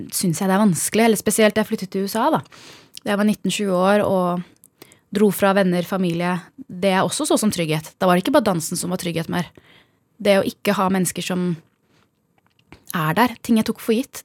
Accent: Norway; moved away as an adult; also born or lived in Bærum / United States; Vi kommer fra Norge

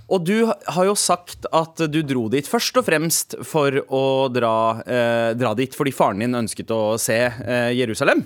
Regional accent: Norway; Vi som nordmenn

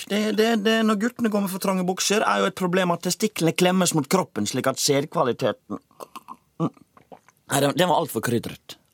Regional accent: Iceland; now in Norway; Jeg er ikke født på Island. Jeg er født i Island.

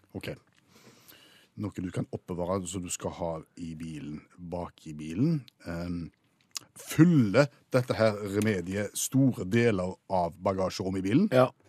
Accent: Stavanger, Rogaland, Norway; vi kom fra Norge ja. og, og, var fra Stavanger

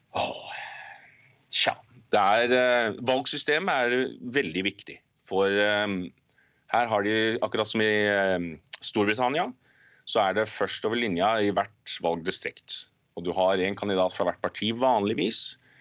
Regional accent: Norway; now in Canada; jeg er norsk

